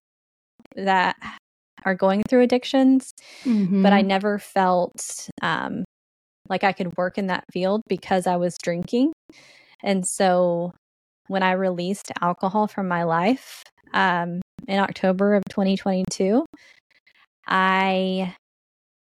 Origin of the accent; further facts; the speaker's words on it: Allen, Texas, United States; I grew up in Allen, Texas. I was raised by my grandma